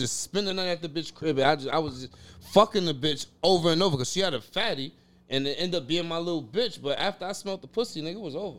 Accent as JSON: {"language": "English", "town": "Yonkers", "region": "New York", "country": "United States", "said": "I'm from Yonkers, New York, bro."}